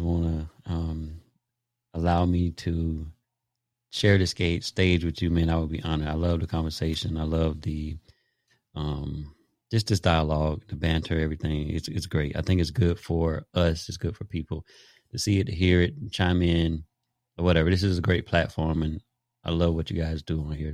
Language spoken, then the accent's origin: English; Daytona Beach, Florida, United States; I grew up in Daytona Beach, Jackie Robinson Stadium, five minutes from my house.